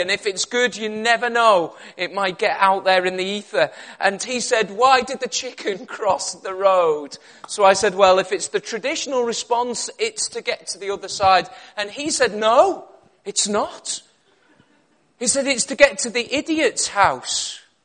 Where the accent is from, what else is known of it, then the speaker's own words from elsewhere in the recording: Liverpool, North West England, United Kingdom; moved away as an adult; also born or lived in Cumbria; now in Birmingham, United Kingdom; I was originally from Liverpool